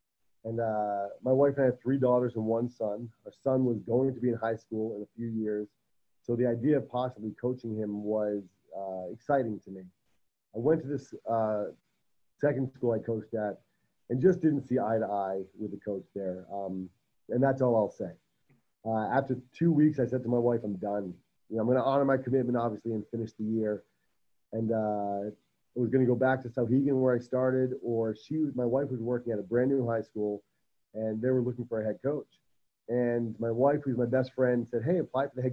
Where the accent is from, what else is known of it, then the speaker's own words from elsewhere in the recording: Rhode Island, United States; moved away as an adult; also born or lived in New Hampshire; now in Coronado, United States; I'm born and raised in Rhode Island, but went to college in New Hampshire